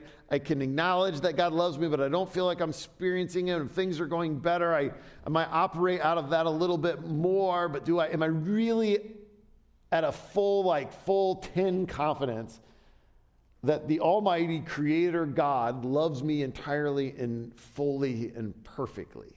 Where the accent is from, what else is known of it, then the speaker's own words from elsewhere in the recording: Southern Ohio, United States; When I was a kid in middle school, I grew up in Southern Ohio